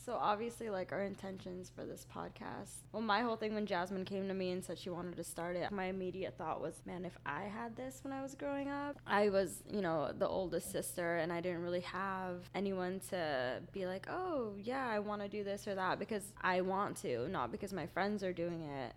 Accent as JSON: {"language": "English", "region": "Utah", "country": "United States", "tie": "born or raised there", "also_born_or_lived": "Philippines", "moved": "as an adult", "lives_now": "Orlando, United States", "said": "I'm originally from the Philippines, but then I was raised in Utah"}